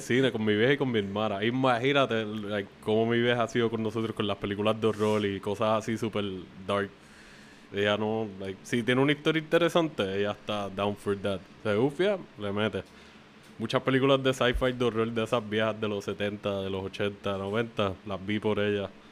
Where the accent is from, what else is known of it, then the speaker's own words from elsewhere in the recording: Canóvanas, Puerto Rico; donde yo crecí en Canoa en otra parte, en Palmasola